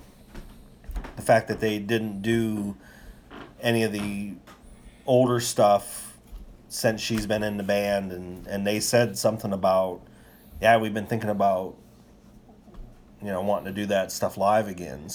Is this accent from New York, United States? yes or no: no; Warren, Pennsylvania, United States; we're from Warren.